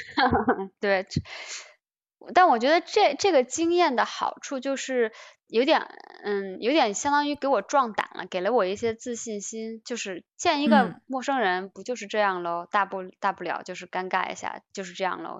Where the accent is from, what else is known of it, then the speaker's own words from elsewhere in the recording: China; 我们中国人会比较容易